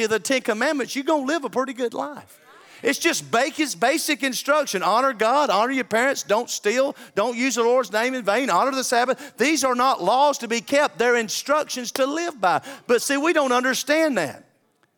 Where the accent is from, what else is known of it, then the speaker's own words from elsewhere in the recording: the South, United States; I'm a Southerner.